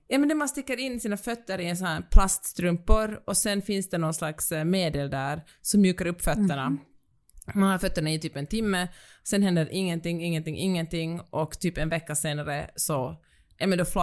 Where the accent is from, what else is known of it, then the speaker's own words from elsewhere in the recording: Finland; accent: Finland-Swedish; Och jag, den finlandssvenska rösten